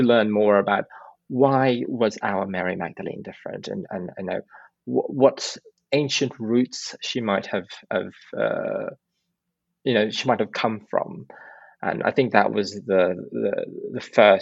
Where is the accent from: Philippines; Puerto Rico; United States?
Philippines; Calabarzon; I grew up in a very, it wasn't a very rural part of Cavite